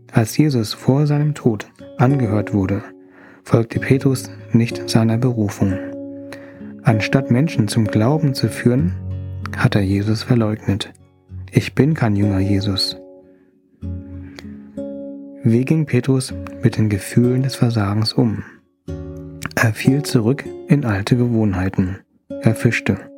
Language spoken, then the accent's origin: German; Thailand; ich freue mich, dass du zuhörst. Als Thailänder fühle ich mich geliebt, wenn mir jemand gutes Essen gibt.